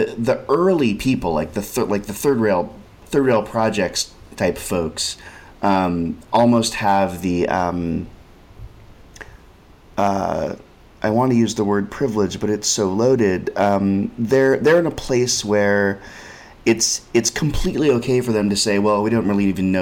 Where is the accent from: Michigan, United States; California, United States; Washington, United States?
California, United States; Berkeley; now in New York, United States; I grew up in Berkeley and I live in New York.